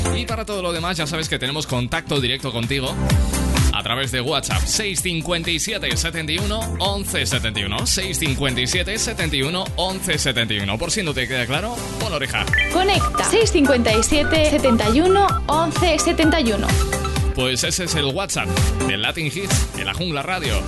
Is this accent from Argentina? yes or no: no; Aragon, Spain; En mi tierra, en Aragón